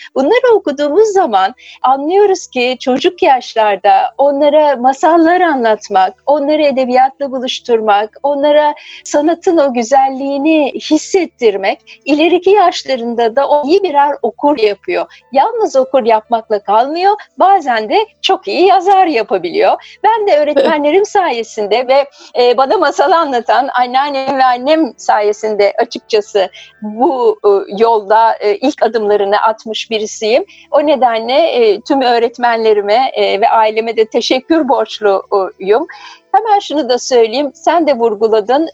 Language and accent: Turkish; Ankara, Turkey; ben Ankara'da büyüdüm. Çocukluğum Ankara'da geçti.